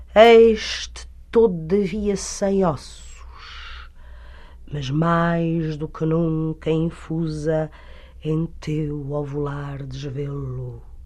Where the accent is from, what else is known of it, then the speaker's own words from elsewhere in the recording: Portugal; sou portuguesa